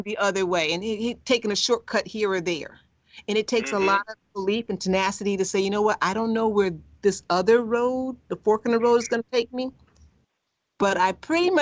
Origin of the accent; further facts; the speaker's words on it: Chicago, Illinois, United States; I'm from the South Side of Chicago